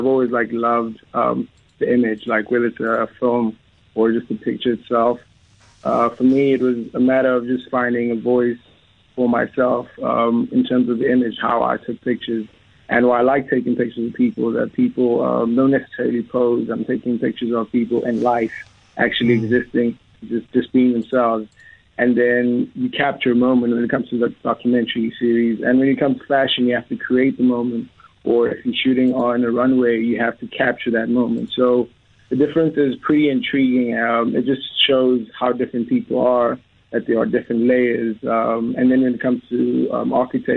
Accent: Cape Town, Western Cape, South Africa; growing up in South Africa, especially Cape Town

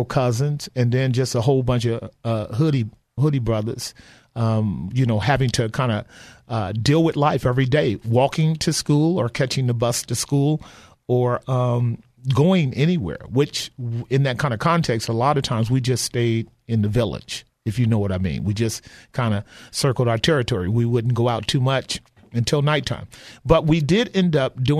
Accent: Oakland, California, United States; Grew up in the '60s, and all I knew was violence during the time of a great deal of. Both drug trafficking in West Oakland and East Oakland

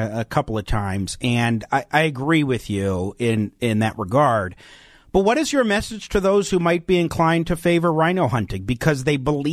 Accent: Arapahoe County, Colorado, United States; the county that I grew up

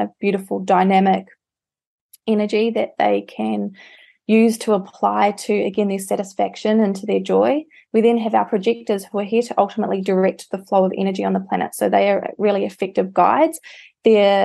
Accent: New Zealand; moved away; I'm from New Zealand

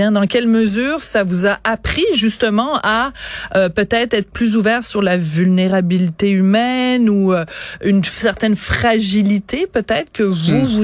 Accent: Quebec City, Quebec, Canada; Moi, je viens de Québec.

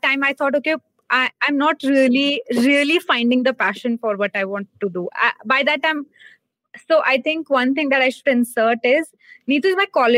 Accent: Hisar, Haryana, India; moved away as an adult; also born or lived in Delhi; I come from Hisar, Haryana. That's where I was born and then brought up. That's where I did my schooling.

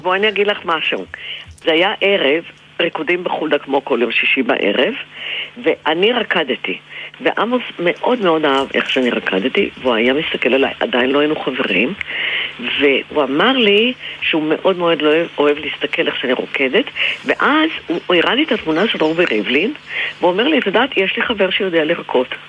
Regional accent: Israel; אני בעצמי נולדתי בקיבוץ

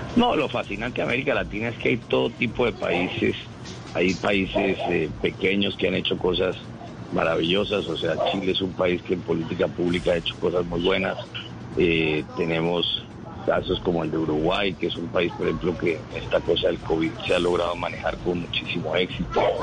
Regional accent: Colombia; como todos los colombianos

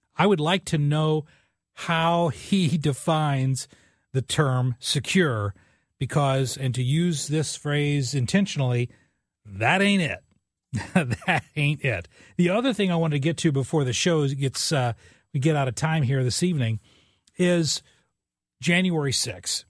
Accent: southern Illinois, United States; I grew up in a small coal mining town in southern Illinois, 5,000 people in the town

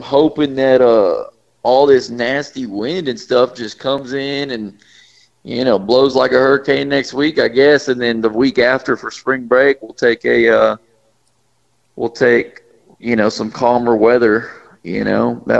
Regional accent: Chihuahua, Mexico; first language Spanish; English is a second language; also born or lived in Mexico City; now in United States; Yep, I was born in Mexico City, Mexico, and then we lived in Chihuahua for several years, and finally came back to the States. But my first words were in Spanish.

